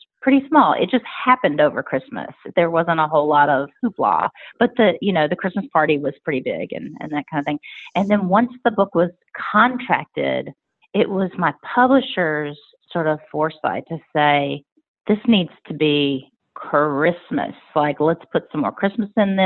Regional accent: right outside of Richmond, Virginia, United States; moved away as an adult; now in Nashville, United States; So right outside of Richmond, Virginia is where I grew up.

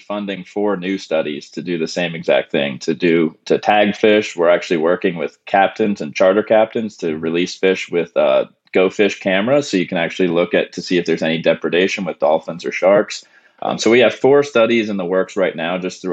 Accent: Pennsylvania, United States; moved away as an adult; also born or lived in Tampa, Florida / Louisiana; I grew up in Pennsylvania

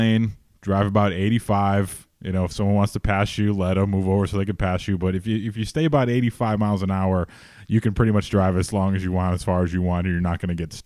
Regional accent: Michigan, United States; moved away; I came from Michigan up there where when I was growing up

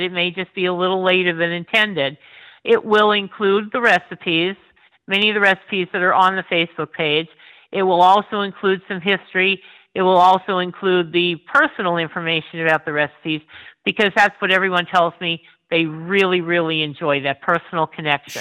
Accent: Tremont, Pennsylvania, United States; I actually grew up outside of Tremont

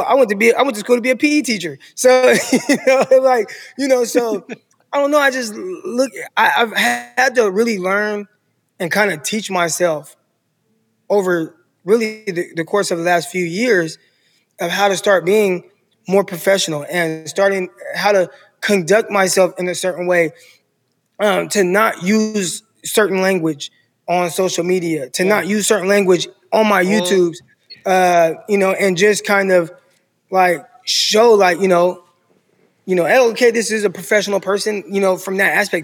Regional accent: Stockton, California, United States; also born or lived in San Jose, California; now in Arkansas, United States; born and raised Stockton, California.

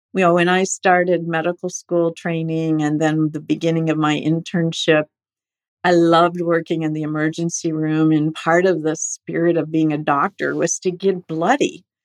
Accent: Estelline, South Dakota, United States; moved away; also born or lived in Rochester, Minnesota / San Francisco; I was actually born in Rochester, Minnesota at the Mayo Clinic, but I did grow up in Esalen, South Dakota

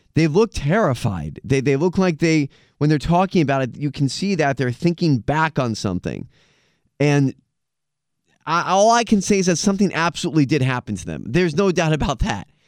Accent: United States; as an American

